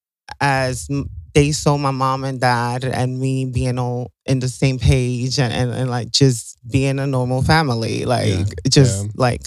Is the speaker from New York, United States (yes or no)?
yes; New York City, New York, United States; I'm from Brooklyn, New York.